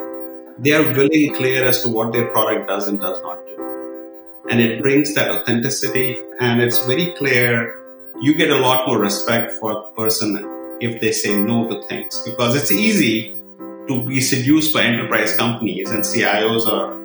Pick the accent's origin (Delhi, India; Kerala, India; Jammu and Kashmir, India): Jammu and Kashmir, India; Srinagar; now in United States; I was born in Kashmir. Being a Kashmiri boy, raised in a small place